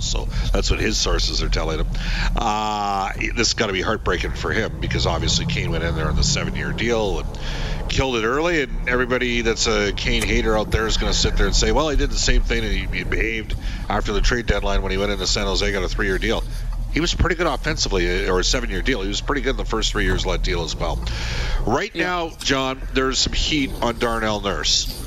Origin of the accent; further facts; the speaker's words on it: Canada; I'm Canadian, I'm 22